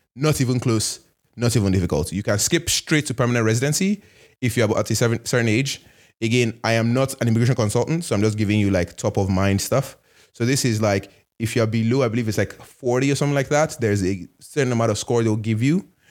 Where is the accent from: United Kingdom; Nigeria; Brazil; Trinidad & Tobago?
Nigeria; also born or lived in Canada; now in United States; I'm Nigerian, I'm Canadian